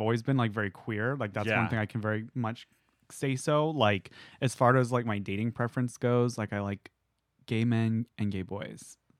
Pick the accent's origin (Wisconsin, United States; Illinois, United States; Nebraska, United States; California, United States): California, United States; El Cajon; also born or lived in Alpine, California; I did go to East County. So I was born in El Cajon